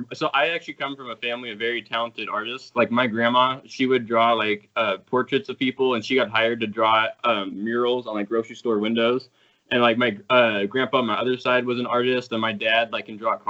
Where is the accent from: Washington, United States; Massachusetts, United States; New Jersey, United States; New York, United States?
Washington, United States; I'm from Washington State in the U.S.